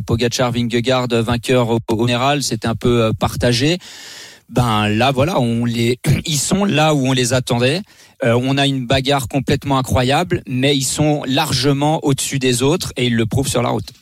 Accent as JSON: {"language": "French", "town": "La Roche-sur-Foron", "region": "Auvergne-Rhône-Alpes", "country": "France", "tie": "born or raised there", "also_born_or_lived": "Annemasse", "said": "je suis né à Elmas euh, et grandi à, La Roche-sur-Foron"}